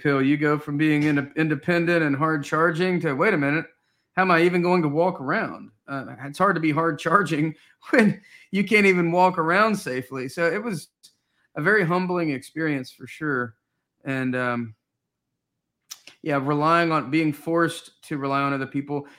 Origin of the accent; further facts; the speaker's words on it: Knoxville, Tennessee, United States; I grew up in Knoxville, Tennessee